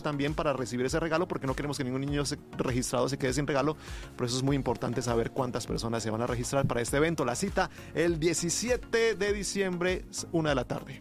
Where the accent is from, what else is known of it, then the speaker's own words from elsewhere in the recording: Colombia; moved away; Yo me considero un colombiano muy mexicano